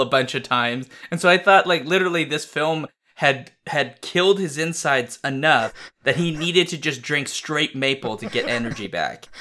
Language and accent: English; United States; I'm American